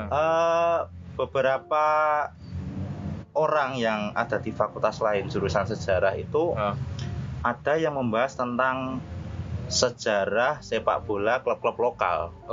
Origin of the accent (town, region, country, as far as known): Kudus, Central Java, Indonesia; born or raised there